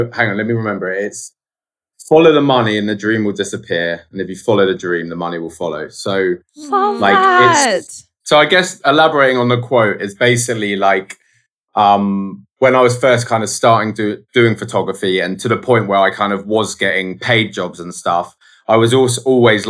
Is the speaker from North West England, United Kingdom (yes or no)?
no; Guildford, South East England, United Kingdom; also born or lived in London; I grew up just outside of London, but like in a place called Guildford